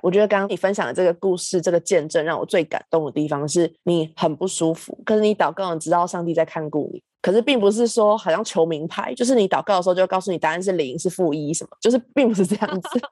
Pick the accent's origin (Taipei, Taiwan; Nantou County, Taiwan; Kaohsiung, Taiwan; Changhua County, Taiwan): Changhua County, Taiwan; 我是中部来的小孩嘛